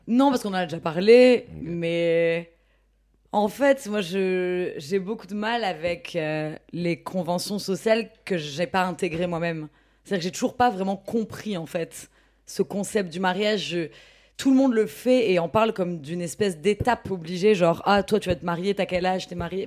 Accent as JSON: {"language": "French", "area": "Ch'ti", "region": "Hauts-de-France", "country": "France", "said": "je suis ch'ti"}